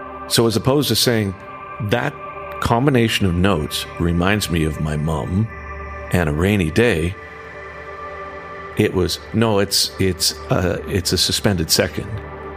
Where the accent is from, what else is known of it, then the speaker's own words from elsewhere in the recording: Western Canada, Canada; in the 70s and 80s, when I grew up in Western Canada